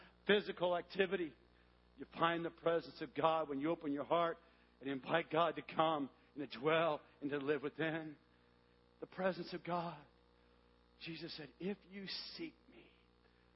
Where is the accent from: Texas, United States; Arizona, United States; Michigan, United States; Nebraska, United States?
Arizona, United States; Tucson; moved away; we moved back to my hometown, Tucson, Arizona, for 1 year